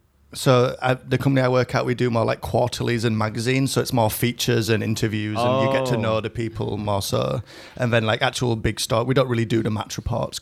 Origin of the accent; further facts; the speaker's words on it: Leeds, Yorkshire and the Humber, United Kingdom; moved away as an adult; also born or lived in Shanghai, China; now in Taiwan; And then he was like, "Where are you from?" And I was like, "Leeds."